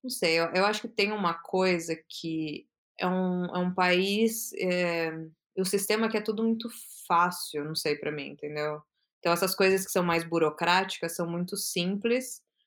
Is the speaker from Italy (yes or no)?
no; São Paulo, Brazil; moved away as an adult; now in Amsterdam, Netherlands; eu sou de São Paulo, e eu morei a vida inteira em São Paulo